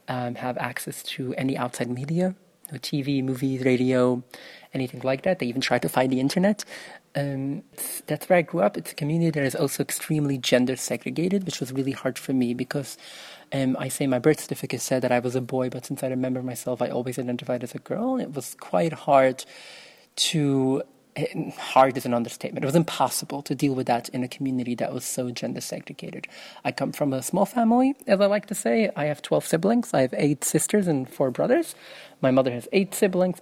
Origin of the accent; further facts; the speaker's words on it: New York City, New York, United States; first language Yiddish; English is a second language; I grew up in Williamsburg in Brooklyn, New York